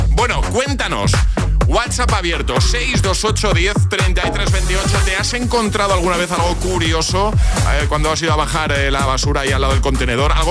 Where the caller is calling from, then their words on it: Valencia, Valencian Community, Spain; de Valencia.